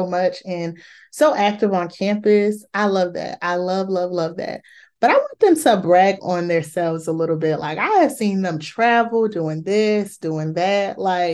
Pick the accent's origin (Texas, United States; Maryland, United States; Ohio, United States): Maryland, United States; hometown of Morgan State and Bowie State; Morgan State University and Bowie State University, both my hometown schools